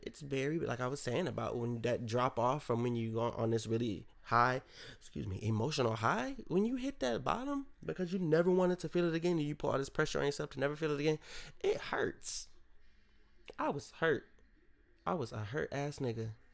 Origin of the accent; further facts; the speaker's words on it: Rochester, New York, United States; moved away; my hometown of Rochester, New York